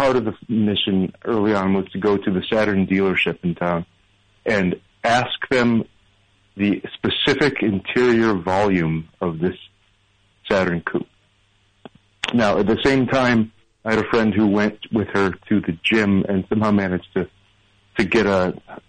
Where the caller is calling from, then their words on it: Brooklyn, New York, United States; From Brooklyn, from Sunset Park, Brooklyn.